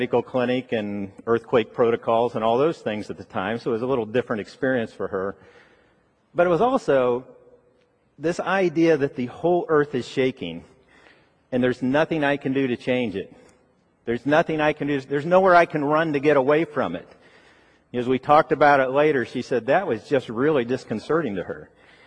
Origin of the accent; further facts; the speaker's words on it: Ohio, United States; moved away; I grew up in Ohio